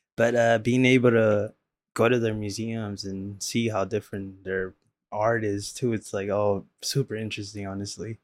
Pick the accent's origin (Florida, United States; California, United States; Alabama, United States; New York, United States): California, United States; Los Angeles; growing up in South Central and and in the late nineties